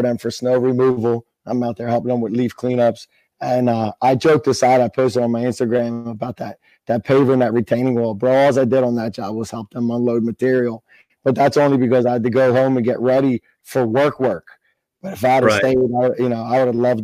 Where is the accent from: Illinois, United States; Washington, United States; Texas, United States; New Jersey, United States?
New Jersey, United States; We're from Jersey